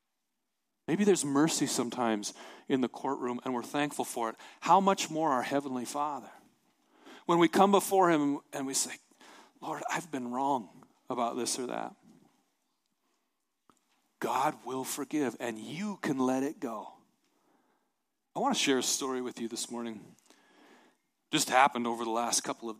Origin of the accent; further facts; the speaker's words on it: Montana, United States; I'm from Montana